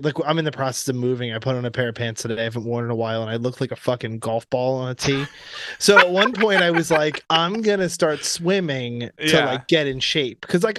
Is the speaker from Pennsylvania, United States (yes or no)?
no; Florida, United States; I grew up in Florida. In fact, I grew up near a really great surfing beach in Florida